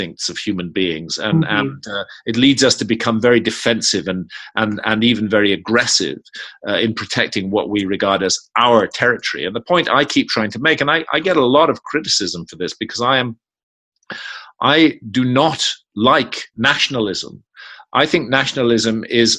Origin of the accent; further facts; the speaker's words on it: United Kingdom; I was born in Britain.